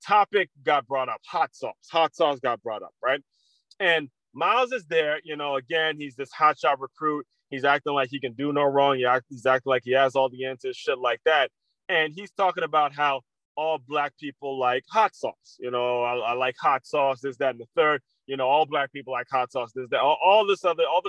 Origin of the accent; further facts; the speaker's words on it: United States; As people who have grown up in America